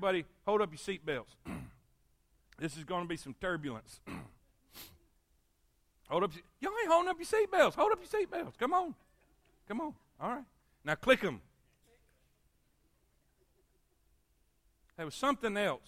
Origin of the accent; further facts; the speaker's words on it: the South, United States; I came from the South.